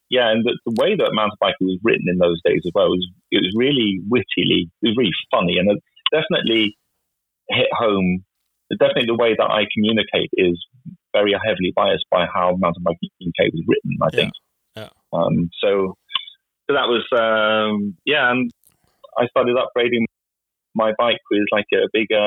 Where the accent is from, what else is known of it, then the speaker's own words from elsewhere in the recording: Viken, Norway; So I was riding from Nomadol to Pocket Valley, as we call it, uh, to Kolsås to take the bus to school.